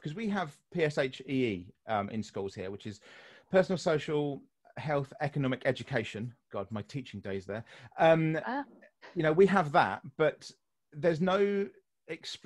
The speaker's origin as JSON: {"language": "English", "country": "United Kingdom", "said": "I'm British"}